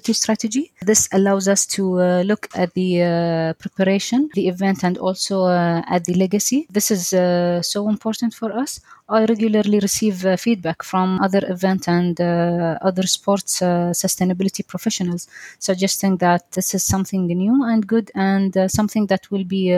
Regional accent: Doha, Qatar; I am a Qatari engineer. I was born and raised here in Doha.

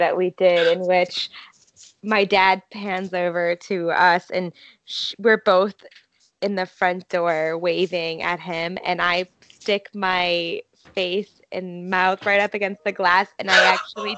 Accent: Massachusetts, United States; now in New York City, United States; I'm originally from Massachusetts.

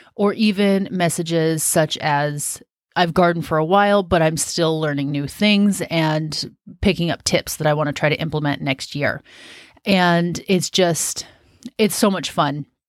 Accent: Washington, United States; moved away as an adult; also born or lived in Southern California / South Carolina; now in Western Oregon, United States; I'm from Washington State, which is very similar in climate to where we're at in Oregon.

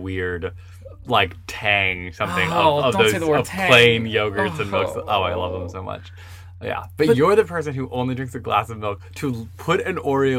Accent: Long Island, New York, United States; I'm from Long Island

